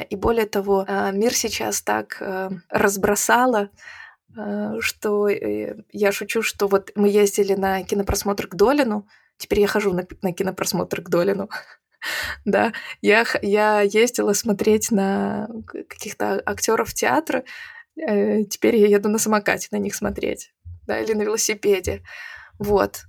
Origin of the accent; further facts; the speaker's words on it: Belarus; moved away as an adult; also born or lived in Croatia; now in Latvia; когда меня спрашивали, откуда ты, я говорила из Беларуси